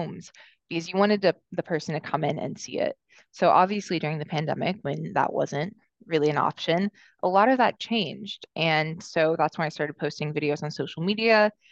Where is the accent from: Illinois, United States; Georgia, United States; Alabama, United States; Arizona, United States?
Georgia, United States; Atlanta; also born or lived in Los Angeles, California; now in New York City, United States; I'm originally from Atlanta, Georgia, and I moved to New York City from Los Angeles about 6 years ago.